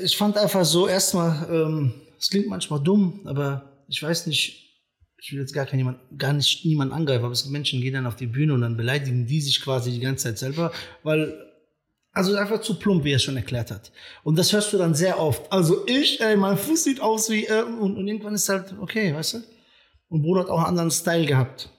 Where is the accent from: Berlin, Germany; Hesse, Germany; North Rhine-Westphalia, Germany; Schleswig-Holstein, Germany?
Hesse, Germany; Friedberg; also born or lived in Serbia / Frankfurt; ich bin da in der Ecke Friedberg groß geworden